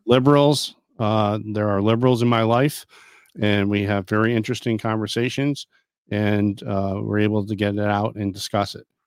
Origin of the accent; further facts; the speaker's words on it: New York, United States; I'm from New York area. If people say that, they think you're from the city, but I'm not